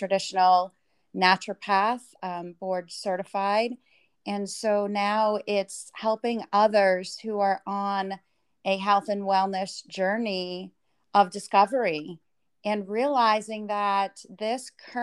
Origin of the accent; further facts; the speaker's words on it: New Hampshire, United States; moved away as an adult; I was raised in New Hampshire